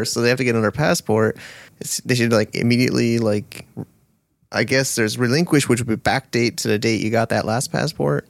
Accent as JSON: {"language": "English", "country": "United States", "tie": "born or raised there", "moved": "as an adult", "lives_now": "China", "said": "I grew up American, uh, I grew up in America"}